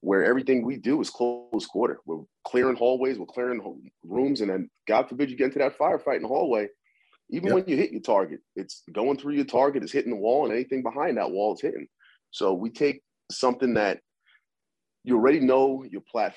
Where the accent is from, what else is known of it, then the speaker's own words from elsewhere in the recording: New Jersey, United States; moved away as an adult; also born or lived in New York / St. Thomas, U.S. Virgin Islands / Staten Island / California; now in Florida, United States; resided in Jersey, where I grew up